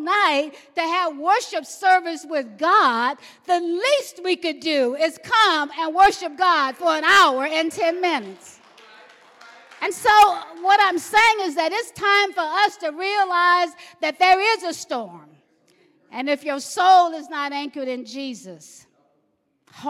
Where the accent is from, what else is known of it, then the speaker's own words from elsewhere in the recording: the South, United States; I grew up in the South in a family of 14